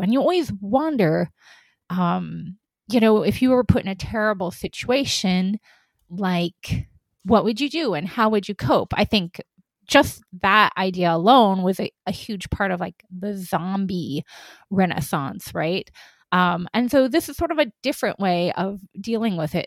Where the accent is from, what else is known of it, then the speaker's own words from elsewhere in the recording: Oregon, United States; also born or lived in Eastern Washington; I was born in Eastern Washington in a small town where actually, you know, two roads are named for my family, right? Mm-hmm. It, it's one of those extremely tight knit, small farming towns. And then we wound up moving to Oregon